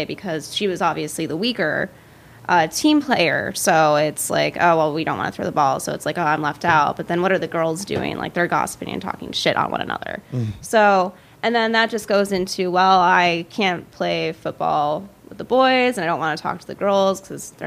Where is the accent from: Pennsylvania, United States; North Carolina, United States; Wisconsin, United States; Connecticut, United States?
Pennsylvania, United States; Pittsburgh; also born or lived in Michigan; I was born in Michigan. My family moved us out to north of Pittsburgh when I was like 8 or 9